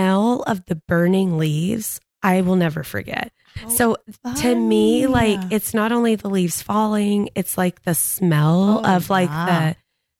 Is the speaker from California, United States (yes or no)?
no; Gilmer, Texas, United States; I grew up in East Texas